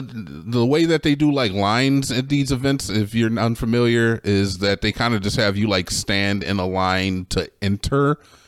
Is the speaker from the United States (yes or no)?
yes; Cleveland, Ohio, United States; now in Austin, United States; I'm from Cleveland, all right? I'm from Skibbity fucking Ohio.